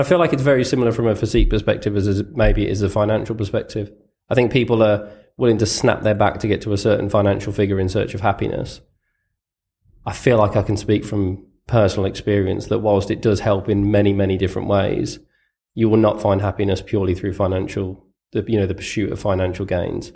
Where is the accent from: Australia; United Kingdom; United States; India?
United Kingdom; growing up, other than, other than footballers as a Brit